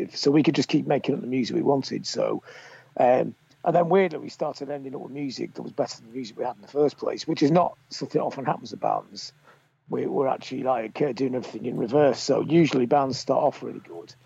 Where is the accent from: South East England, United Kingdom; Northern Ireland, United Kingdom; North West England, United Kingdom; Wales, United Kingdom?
North West England, United Kingdom; Blackpool; I was growing up in Blackpool.